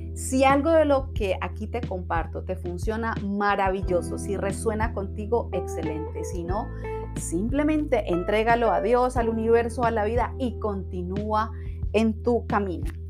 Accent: Cali, Valle del Cauca, Colombia; Yo soy de Cali, Colombia

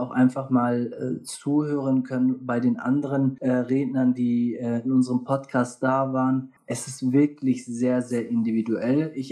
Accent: North, Germany; Ich komme hier aus dem Norden.

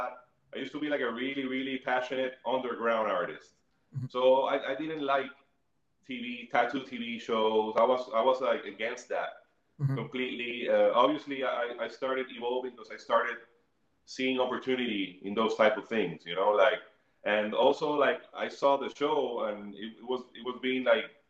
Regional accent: Bayamón, Puerto Rico; I grew up in Bayamón

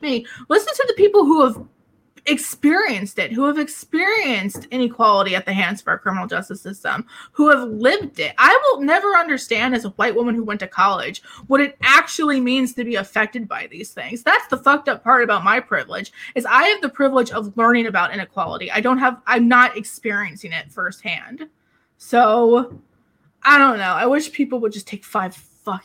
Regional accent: New Jersey, United States; where I grew up in New Jersey

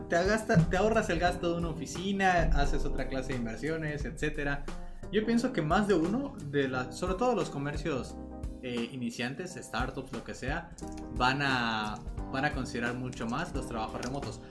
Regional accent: Mexico; nosotros somos de México

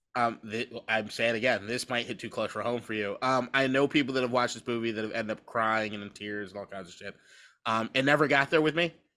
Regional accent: Washington, District of Columbia, United States; I'm from Washington, D C, born and raised

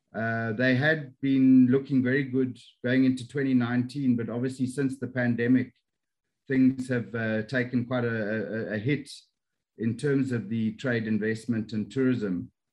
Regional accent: Johannesburg, Gauteng, South Africa; moved away as an adult; also born or lived in Pretoria; now in Kuala Lumpur, Malaysia; I'm from South Africa, born and bred in Johannesburg

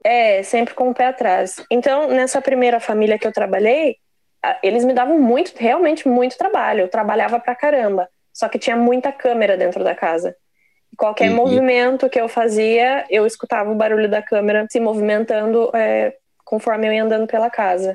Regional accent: Brazil; moved away as an adult; now in London, United Kingdom; saí do Brasil com 29 anos e, e resolvi vir para cá. Tô morando em Londres agora, aqui no Reino Unido

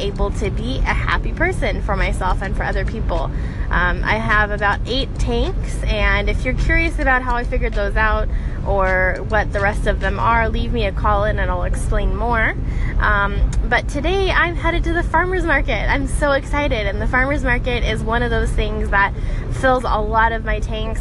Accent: Denver, Colorado, United States; now in Phoenix, United States; I currently am calling Phoenix home. I'm originally from Denver

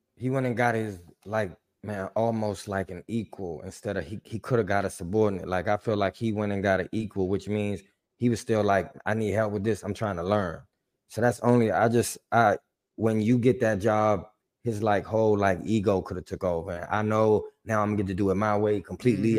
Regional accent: Washington, District of Columbia, United States; I'm from D C. I, I grew up on Joe Gibbs.

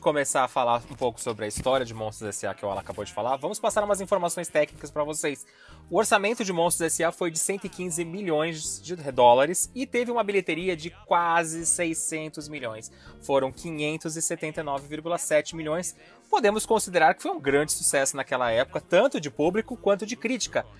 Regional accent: Brazil; a gente é brasileiro

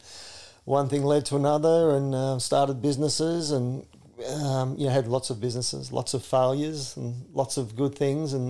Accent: Shepparton, Victoria, Australia; growing up in Shepparton, you know, in the 70s, 80s and that, the SPC was the central hub of Shepparton.

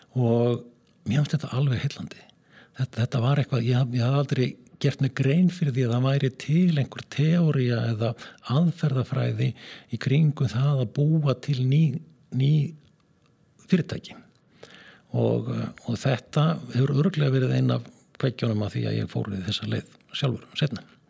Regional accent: Skagafjörður, Northwestern Region, Iceland; moved away; norður í Skagafjörð og að mínar heimaslóður

